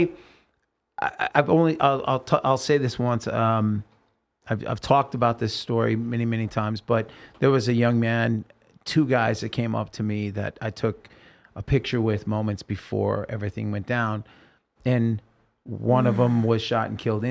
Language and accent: English; Oregon, United States; now in Las Vegas, United States; I'm from Oregon